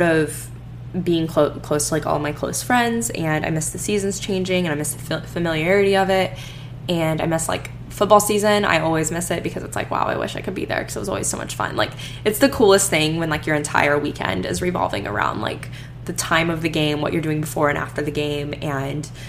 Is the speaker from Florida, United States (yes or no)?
yes; Florida, United States; moved away as an adult; also born or lived in Alabama; now in Houston, United States; I grew up in Florida for the most part, like I grew up not seeing seasons